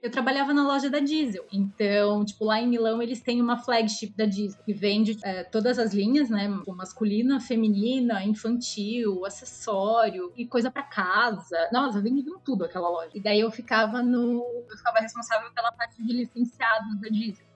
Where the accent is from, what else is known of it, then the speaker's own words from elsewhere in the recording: Curitiba, Paraná, Brazil; moved away as an adult; also born or lived in Milan; now in São Paulo, Brazil; eu sou de Curitiba.